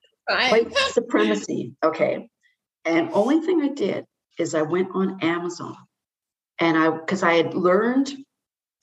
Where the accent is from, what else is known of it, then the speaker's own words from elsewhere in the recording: Nanaimo, British Columbia, Canada; I grew up in Nanaimo, and I never thought there was any heavy duty crime